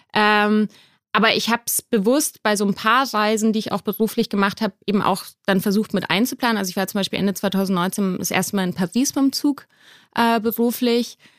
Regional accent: Munich, Bavaria, Germany; now in Berlin, Germany; Ich komme ursprünglich aus München

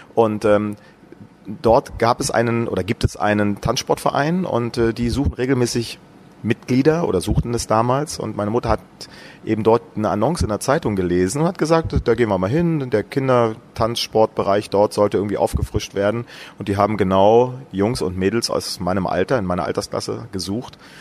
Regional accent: Brandenburg, Germany; in meinem Heimatort in Brandenburg

